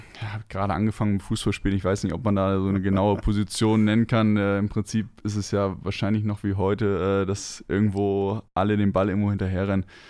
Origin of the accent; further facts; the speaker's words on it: Northern Germany, Germany; moved away; ich bin gebürtig im Norden geboren. Ich bin nicht mit Bergen aufgewachsen